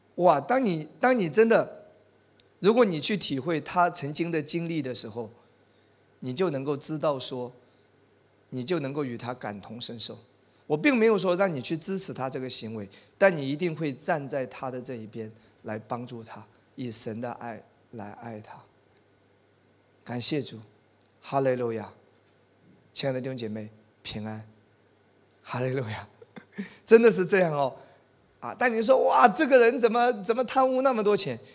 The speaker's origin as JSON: {"language": "Chinese", "country": "China", "said": "我们中国人"}